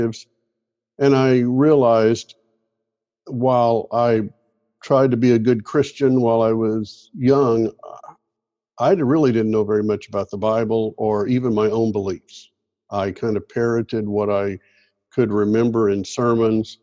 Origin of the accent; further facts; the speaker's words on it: Clarksville, Tennessee, United States; moved away as an adult; now in Daphne, United States; Originally, I was born in Clarksville, Tennessee, and lived there until I went off to college. And growing up in Clarksville